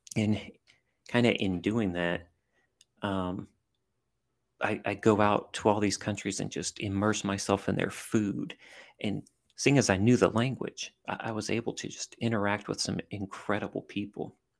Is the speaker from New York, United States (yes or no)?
no; southern Louisiana, United States; I grew up in a, in a small town in southern Louisiana